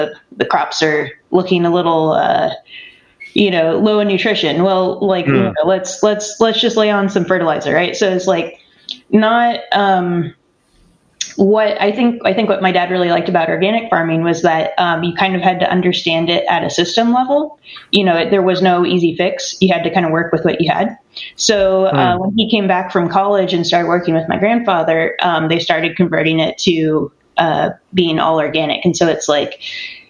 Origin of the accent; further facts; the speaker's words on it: near Sacramento, California, United States; I grew up near Sacramento on an organic farm.